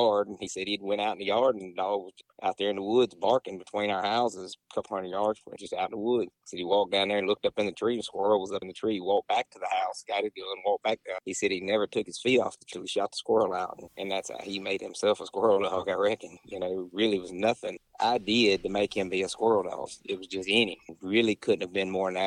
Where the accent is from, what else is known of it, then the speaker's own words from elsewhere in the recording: Crystal Springs, Mississippi, United States; I'm from Crystal Springs. It's about probably 30 minutes south of Jackson